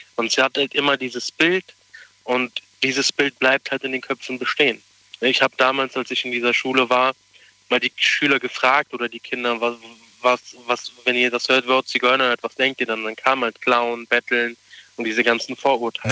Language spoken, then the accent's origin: German; Germany; wir, die hier in Deutschland leben, weil wir sind deutsche Roma und deutsche Zinti, wir sind hm? seit 1890 hier in Deutschland